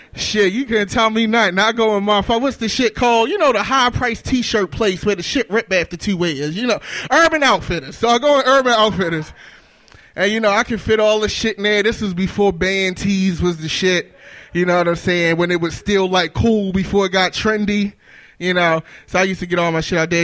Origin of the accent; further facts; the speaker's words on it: Baltimore, Maryland, United States; moved away; I'm from Baltimore. I'm from West Baltimore. I actually live in Bedfield now